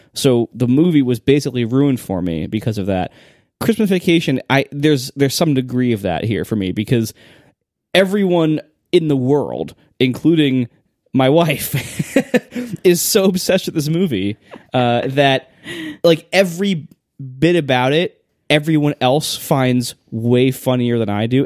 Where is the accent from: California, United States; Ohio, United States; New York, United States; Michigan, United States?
Ohio, United States; I'm from Ohio